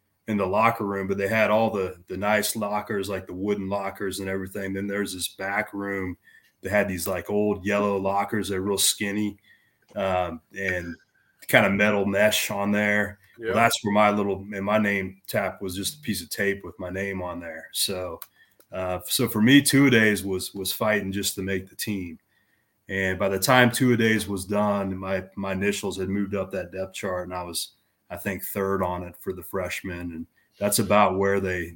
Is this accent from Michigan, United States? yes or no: no; Kansas, United States; moved away as an adult; I came from Kansas. I was the man in my high school.